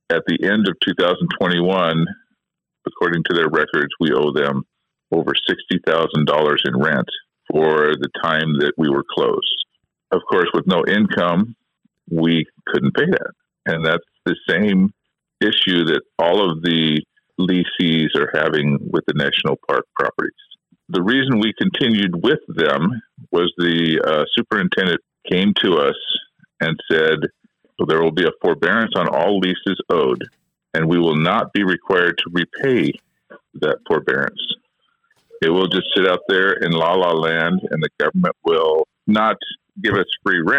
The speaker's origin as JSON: {"language": "English", "town": "Skagway", "region": "Alaska", "country": "United States", "said": "Every one of us are local vendors. We're all from Skagway."}